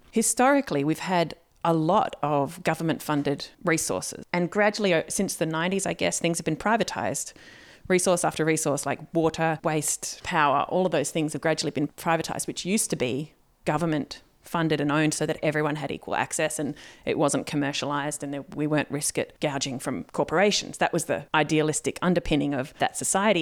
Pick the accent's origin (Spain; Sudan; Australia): Australia; as an Australian